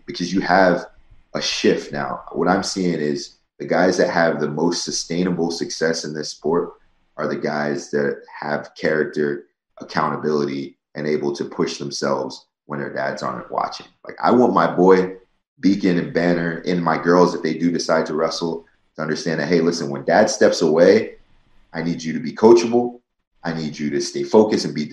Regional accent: New Jersey, United States; I grew up in South Jersey where I was only the second state champ in my school's history

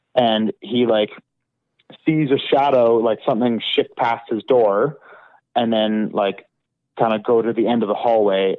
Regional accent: Calgary, Alberta, Canada; growing up in Calgary

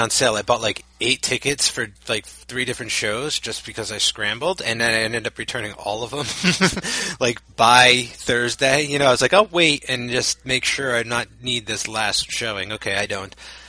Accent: New Jersey, United States; I'm just from New Jersey.

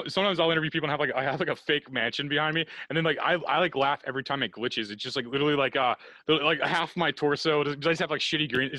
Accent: Missouri, United States; I'm from Missouri

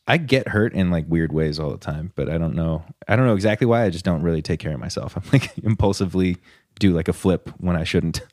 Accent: Huntington Beach, California, United States; moved away as an adult; I lived in Huntington Beach my entire life until I moved up here.

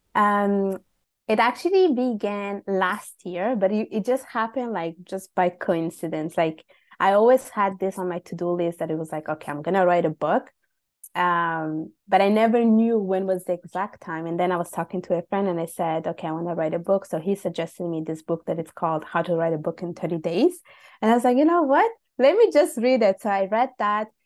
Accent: Italy; also born or lived in Bangladesh (ancestry); now in Montreal, Canada; I was born and raised in Italy, just to specify. My parents are from Bangladesh

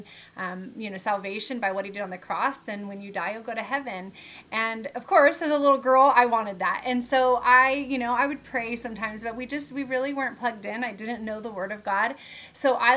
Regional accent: Southern California, United States; I grew up in Southern California. I actually live here now as well

